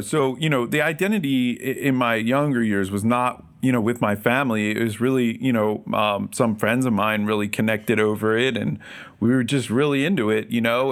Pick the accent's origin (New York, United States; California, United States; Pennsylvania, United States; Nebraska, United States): Pennsylvania, United States; Philadelphia; I grew up in the Philadelphia area